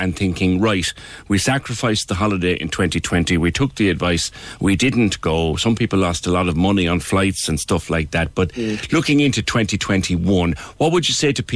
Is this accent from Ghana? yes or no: no; Cork, Munster, Ireland; as Cork people